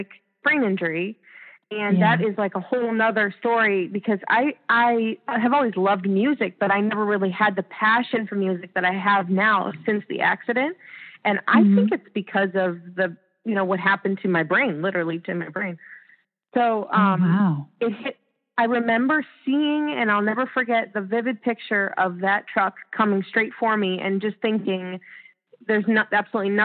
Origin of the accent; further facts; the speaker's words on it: Ohio, United States; now in Orlando, United States; I've been here about 10 years, and I grew up in Ohio